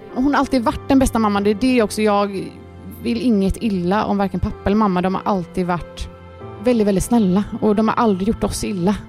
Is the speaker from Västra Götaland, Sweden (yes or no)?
yes; Gothenburg, Västra Götaland, Sweden; vi är uppvuxna här ute i Torslanda